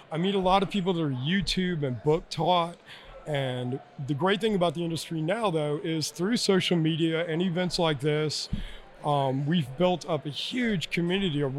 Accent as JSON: {"language": "English", "town": "Alice", "region": "Texas", "country": "United States", "tie": "born there", "moved": "yes", "lives_now": "Gloucester, United States", "said": "Um, was originally born in Alice, Texas. Uh, I've been in Virginia since 1982, so that's kind of where I call my home is Gloucester, Virginia."}